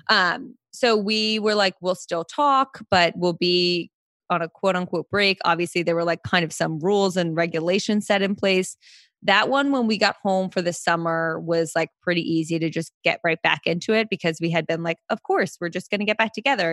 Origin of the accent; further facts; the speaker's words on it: Princeton, New Jersey, United States; moved away as an adult; also born or lived in New York; now in Manhattan, United States; I grew up in Jersey. So, I'm from New Jersey.